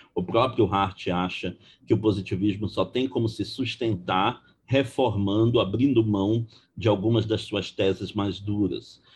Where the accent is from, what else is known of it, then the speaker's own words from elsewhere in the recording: Belém, Pará, Brazil; moved away as an adult; now in Rio de Janeiro, Brazil; sou originário de Belém do Pará